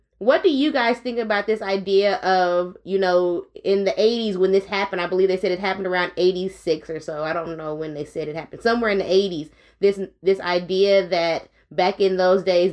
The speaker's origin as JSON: {"language": "English", "area": "the Bay Area", "region": "California", "country": "United States", "said": "I'm from the Bay"}